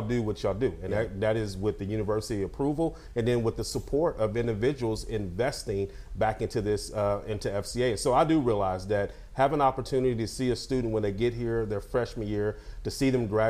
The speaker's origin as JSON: {"language": "English", "town": "Lockhart", "region": "Texas", "country": "United States", "said": "I'm from Lockhart, Texas"}